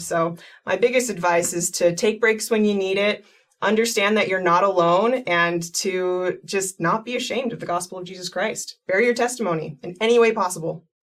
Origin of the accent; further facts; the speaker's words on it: East Coast, United States; moved away as an adult; now in Utah, United States; I grew up on the East Coast, but I've lived here in Utah for the last like 12 years